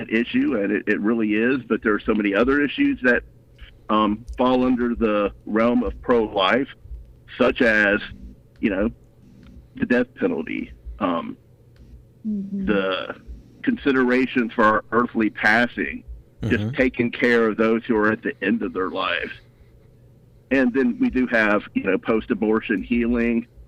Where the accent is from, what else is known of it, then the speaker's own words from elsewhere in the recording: Goshen, Mississippi Gulf Coast, United States; also born or lived in Pascagoula, Mississippi; I was born in Pascagoula, and I grew up in Goshen.